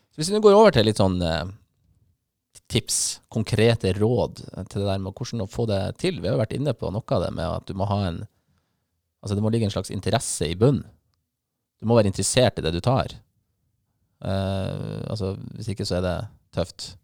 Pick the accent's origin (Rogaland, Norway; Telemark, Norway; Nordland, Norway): Nordland, Norway; Bodø; also born or lived in Bergen; så er jeg bodøværing